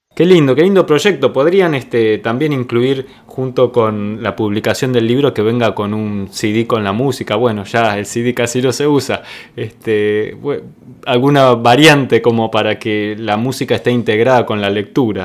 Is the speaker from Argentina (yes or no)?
yes; Argentina; accent: Argentine; Yo te voy a hablar así en argentino, como hablo yo